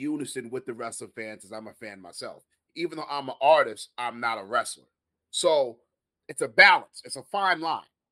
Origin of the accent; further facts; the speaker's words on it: New York City, New York, United States; I am from Queens